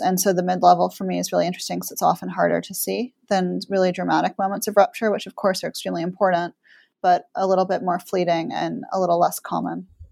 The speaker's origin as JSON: {"language": "English", "region": "New York", "country": "United States", "tie": "born or raised there", "said": "I grew up in New York"}